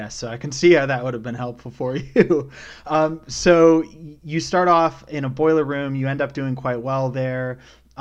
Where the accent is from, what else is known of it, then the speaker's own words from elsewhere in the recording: British Columbia, Canada; being from British Columbia myself